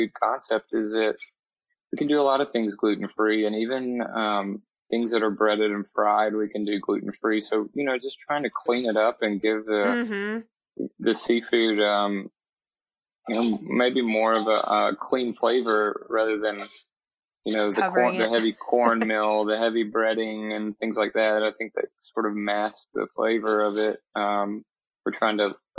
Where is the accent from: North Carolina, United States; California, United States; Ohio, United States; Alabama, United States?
Alabama, United States; moved away as an adult; also born or lived in Atlanta, Georgia; We're both from Alabama, coming back home